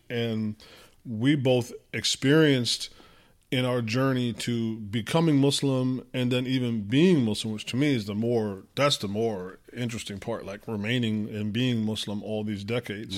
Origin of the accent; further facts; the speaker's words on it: United States; first language English; we're born and raised in America